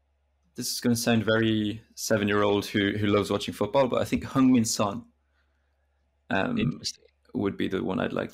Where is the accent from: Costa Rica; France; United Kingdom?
France; English is a second language; And then that comes from growing up in France, which I spent, yeah, most of my life in France, basically.